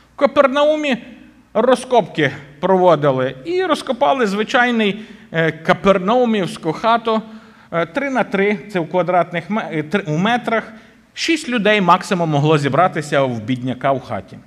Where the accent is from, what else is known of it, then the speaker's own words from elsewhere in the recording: Boryslav, Lviv Oblast, Ukraine; моя рідна церква, звідки я родом в Бориславі